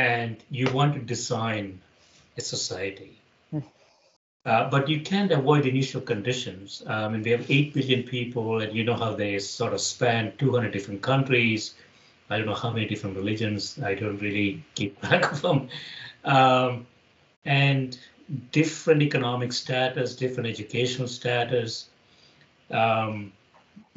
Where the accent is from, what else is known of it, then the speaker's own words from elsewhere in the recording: South India, India; moved away as an adult; now in United States; I grew up in India debating, actually, in the 1970s and 80s.